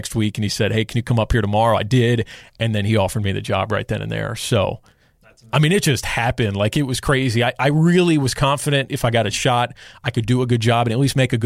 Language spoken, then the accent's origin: English; Charlotte, North Carolina, United States; moved away as an adult; I'm from Charlotte, love Charlotte, want to come back